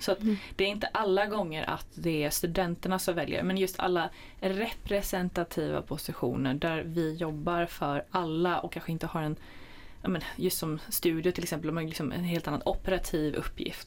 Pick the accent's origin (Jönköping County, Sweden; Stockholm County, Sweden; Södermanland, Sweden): Jönköping County, Sweden; Jönköping area; jag kom lite från Jönköpingsområdet